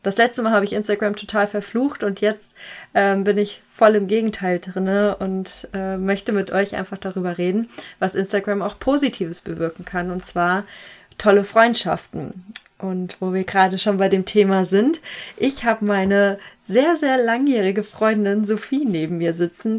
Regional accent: Hesse, Germany; wir kommen beide aus Hessen

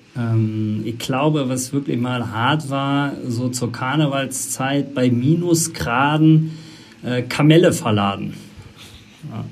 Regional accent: Eisenschmitt, Rhineland-Palatinate, Germany; moved away; ich komme äh, aus der Eifel, Eisenschmidt der Ort

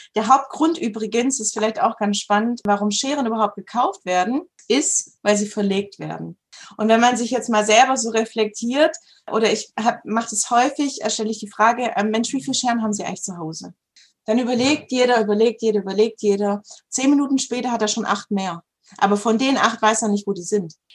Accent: Southern Germany, Germany; ich komme aus Süddeutschland.

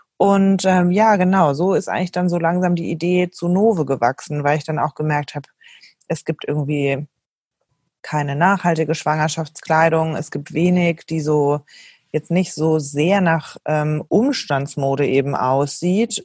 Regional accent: Germany; moved away as an adult; also born or lived in Switzerland / Berlin; bin aber gebürtige Deutsche

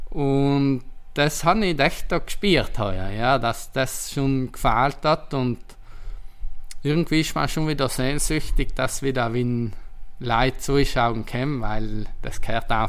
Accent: Trentino-Alto Adige, Italy; ich bin stolz, Südtiroler zu sein. Und genauso wie ich meine Heimat kenne, kennt Booking Südtirol im Tourismusbereich von Südtirol

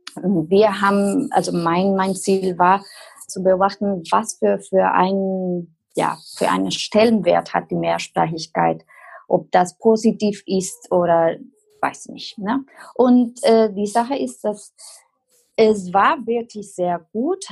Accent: Costa Rica; first language Spanish; German is a second language; moved away as an adult; now in Germany; eigentlich komme ich aus Costa Rica, aber wohne seit fast elf Jahren in Deutschland.

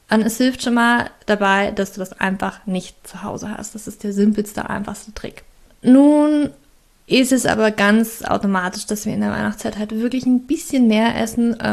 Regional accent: Germany; ich weiß natürlich, ich komme aus Deutschland, ich weiß, wie das ist und ich weiß, wie schwierig das ist.

